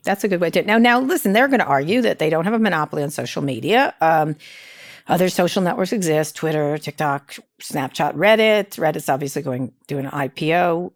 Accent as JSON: {"language": "English", "town": "Princeton", "region": "New Jersey", "country": "United States", "tie": "born or raised there", "moved": "yes", "said": "I grew up in Princeton"}